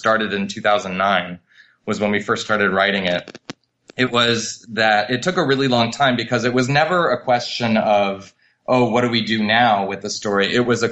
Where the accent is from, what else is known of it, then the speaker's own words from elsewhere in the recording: Montreal, Quebec, Canada; I'm from Montreal originally. I was born and raised in Canada